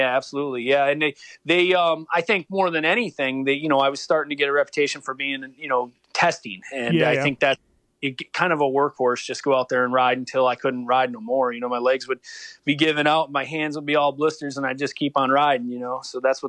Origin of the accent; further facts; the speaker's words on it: Enfield, New York, United States; I grew up in Enfield, New York, which is, you know, so it was small town, man, real small.